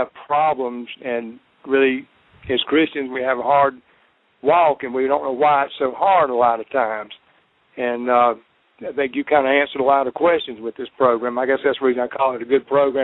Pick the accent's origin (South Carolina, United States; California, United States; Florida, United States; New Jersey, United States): South Carolina, United States; South Carolina